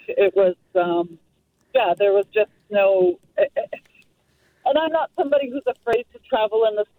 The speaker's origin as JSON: {"language": "English", "area": "Metro Vancouver", "region": "British Columbia", "country": "Canada", "tie": "born or raised there", "said": "I've lived here my entire life"}